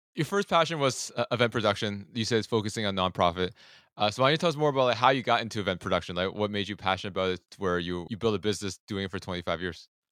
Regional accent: Toronto, Ontario, Canada; I'm from Toronto

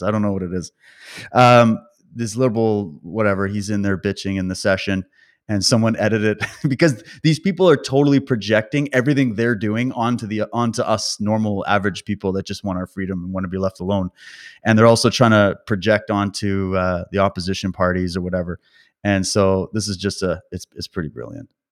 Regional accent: Calgary, Alberta, Canada; moved away; also born or lived in British Columbia; I was born in Calgary, by the way, and that's where my, my mom's side of the family is

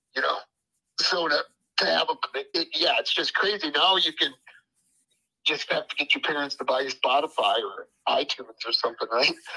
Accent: Wisconsin, United States; we're from Wisconsin.

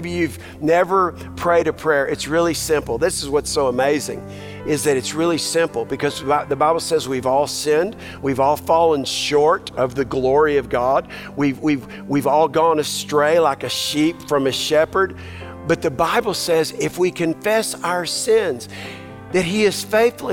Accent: Texas, United States; now I'm a Texan

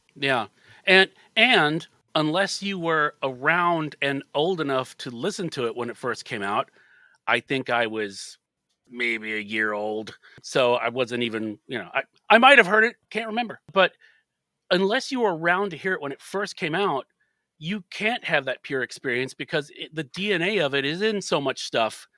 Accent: United States; as an American

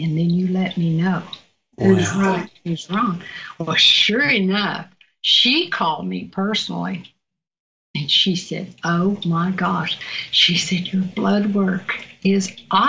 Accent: Virginia, United States; accent: southern; moved away; my southern accent, I'm not from out here. I'm from Virginia

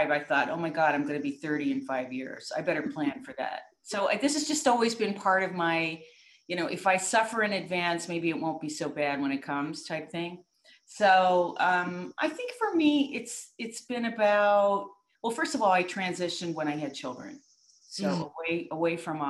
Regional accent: New York, United States; I'm from New York State, and we had terrific music ed

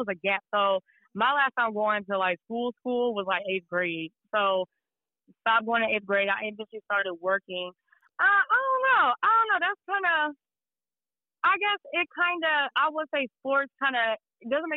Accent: Dallas, Texas, United States; moved away as an adult; also born or lived in Las Vegas, Nevada; now in Los Angeles, United States; I'm born and raised in Dallas, Texas. That's where I grew up at. I'm a Texas girl all the way through

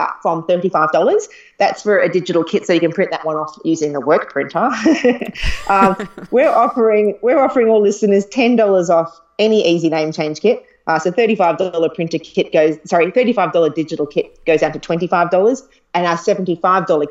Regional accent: Queensland, Australia; I'm from Queensland.

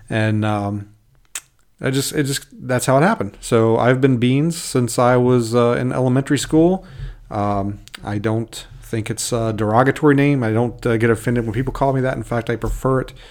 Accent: Kentucky, United States; accent: Southern; moved away as an adult; now in Alaska, United States; I was born uh, in Kentucky and was raised there, you might notice every now and then a little bit, a little bit an accent come out. I might, uh, I might slow, throw some Southern slang at you

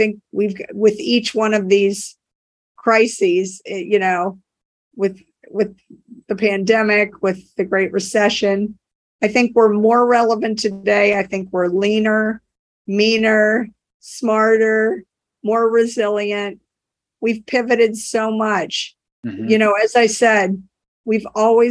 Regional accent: New Orleans, Louisiana, United States; now in Cambridge, United States; I grew up in New Orleans and we worked with a company down there before Katrina

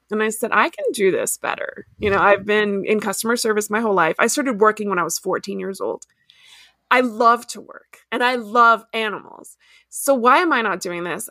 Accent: Ecuador; moved away; also born or lived in Miami, United States / Washington DC, United States / DeRidder, Louisiana, United States / El Paso, United States; I grew up in Ecuador

